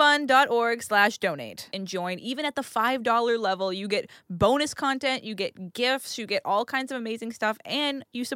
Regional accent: Haverhill, Massachusetts, United States; accent: New England; moved away as an adult; I'm from Haverhill.

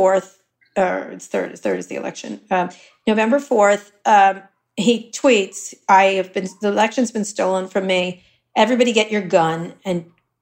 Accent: Princeton, New Jersey, United States; moved away as an adult; also born or lived in Philadelphia, Pennsylvania / New York; I grew up in New Jersey through high school in Princeton, New Jersey

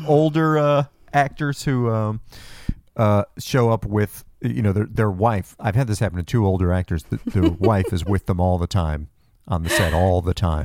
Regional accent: New Jersey, United States; moved away as an adult; also born or lived in upstate New York; now in California, United States; I grew up in New Jersey

